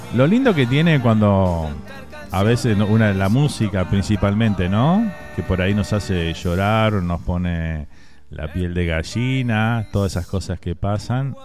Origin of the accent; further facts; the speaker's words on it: Uruguay; Un candombe para todos los que eh, les encanta ese ritmo tan, tan autóctono nuestro